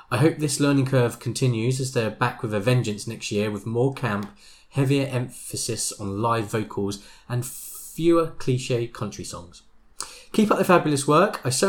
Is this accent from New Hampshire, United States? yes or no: no; Omaha, Nebraska, United States; now in Chicago, United States; Though I've lived in Chicago for the past 16 years, I'm originally from Omaha, Nebraska, which has a super vibrant indie music scene.